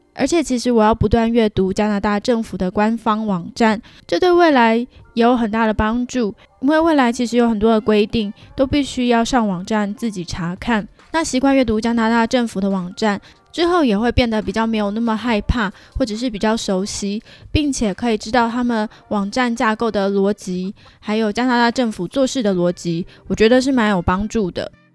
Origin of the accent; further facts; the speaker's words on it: Taiwan; moved away as an adult; now in Vancouver, Canada; 我是一个来自台湾的平面设计师，在台湾有五年多的政治设计工作经验，也就是说我在政治团队做设计